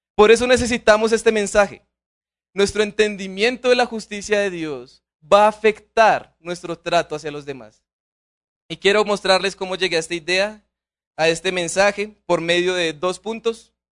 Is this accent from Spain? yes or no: no; Colombia; Como colombianos no conocemos la pobreza